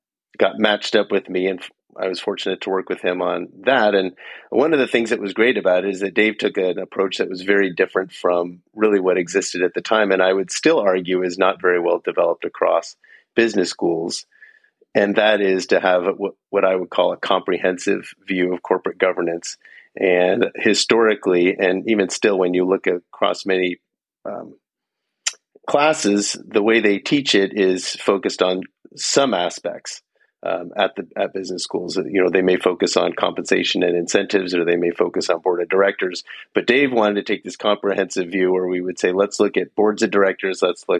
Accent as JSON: {"language": "English", "town": "Menlo Park", "region": "California", "country": "United States", "said": "I'm from Menlo Park, California. So I'm of the suburbs of Stanford University."}